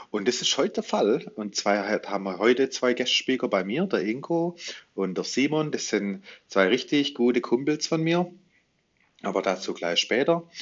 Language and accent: German; Baden-Württemberg, Germany; was mir so als Schwabe, also die Krönung der Schöpfung, alles Kulinarisches schon so erfunden haben.